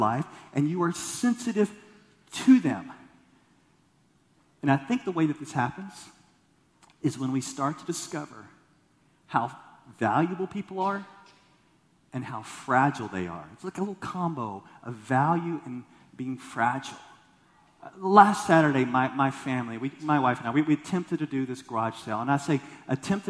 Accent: Texas, United States; I grew up in Texas

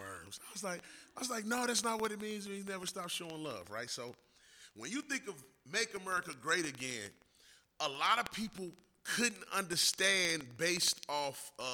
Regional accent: St. Louis, Missouri, United States; also born or lived in Mississippi; I grew up in Mississippi, in St. Louis, in a situation where I lived in a low-income neighborhood.

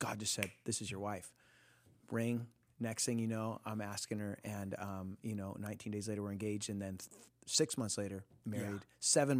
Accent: Costa Mesa, California, United States; born or raised there

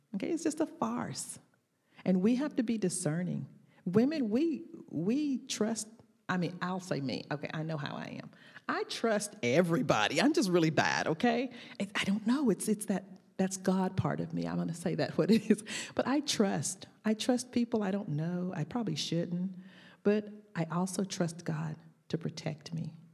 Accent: the South, United States; accent: Southern drawl; my Southern drawl

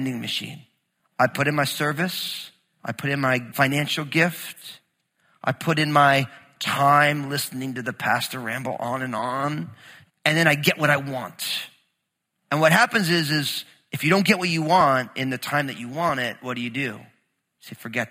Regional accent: New Jersey, United States; moved away; also born or lived in Southern Oregon; growing up in New Jersey

